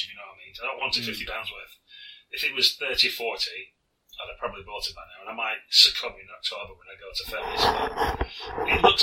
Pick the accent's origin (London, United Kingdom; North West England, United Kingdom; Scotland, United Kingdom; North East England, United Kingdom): North West England, United Kingdom; Lancashire; I'm from Lancashire.